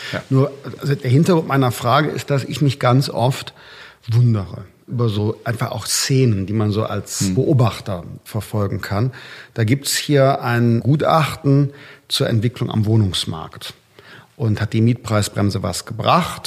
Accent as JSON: {"language": "German", "region": "North Rhine-Westphalia", "country": "Germany", "said": "ich komme ja aus Nordrhein-Westfalen"}